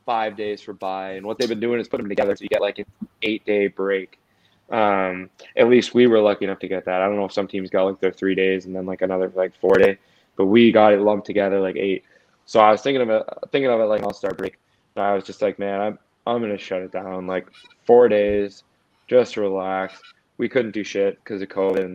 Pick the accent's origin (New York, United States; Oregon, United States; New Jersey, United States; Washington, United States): New York, United States; Long Beach; Long Beach, which is my hometown